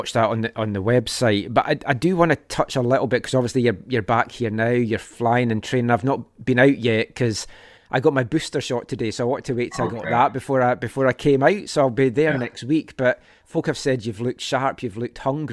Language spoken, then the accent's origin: English; Scotland, United Kingdom; now in Vancouver, Canada; growing up in Scotland.